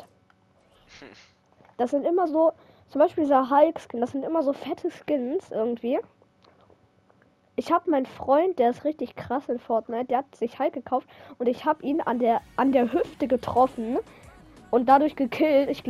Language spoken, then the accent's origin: German; Hamburg, Germany